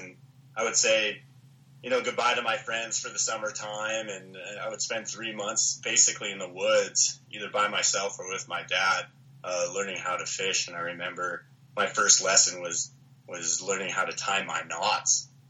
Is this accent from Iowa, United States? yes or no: no; Missoula, Montana, United States; So I was born and raised in Missoula, Montana. Third generation fisherman. My mom's Puerto Rican. My dad is Pennsylvania Dutch.